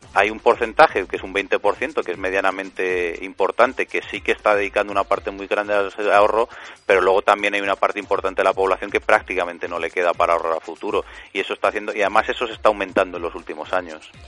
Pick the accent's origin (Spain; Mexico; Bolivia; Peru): Spain